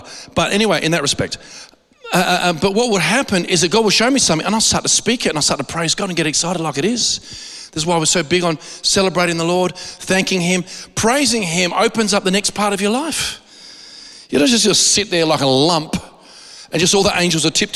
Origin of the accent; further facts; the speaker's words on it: Australia; I'm an Aussie